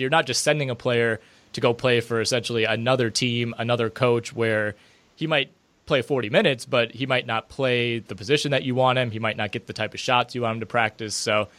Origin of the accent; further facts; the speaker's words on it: near Green Bay, Wisconsin, United States; I know back in my hometown near Green Bay